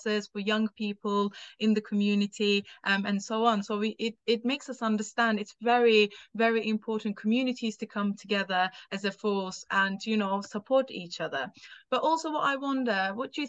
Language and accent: English; Turkey; English is a second language; now in United Kingdom; I'm not from here. I'm from Turkey.